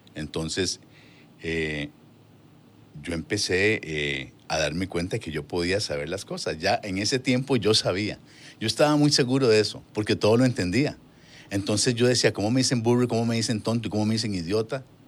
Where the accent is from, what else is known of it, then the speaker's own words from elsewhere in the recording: Hatillo 1, San José, Costa Rica; Pues yo me crié en Atillo 1.